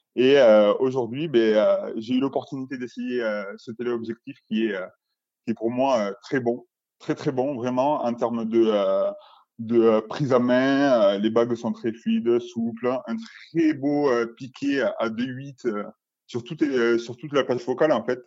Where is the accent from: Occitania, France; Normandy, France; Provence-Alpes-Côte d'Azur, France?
Occitania, France; Albi; je viens de Toulouse, euh, d'Albi plus précisément, peut côté Toulouse.